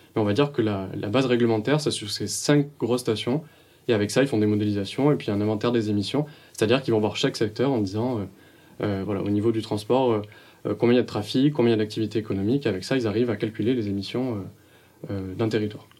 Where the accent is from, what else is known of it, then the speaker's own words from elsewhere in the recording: Montpellier, Occitania, France; also born or lived in Paris region; je viens de Montpellier